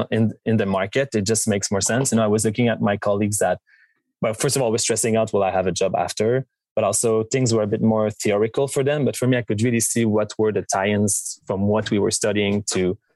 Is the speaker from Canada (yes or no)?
yes; Montreal, Quebec, Canada; being from Montreal, growing up in Quebec